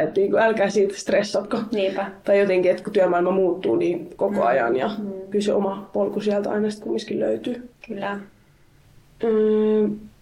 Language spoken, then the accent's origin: Finnish; Helsinki, Uusimaa, Finland; mä itse siis Helsingistä kotoisin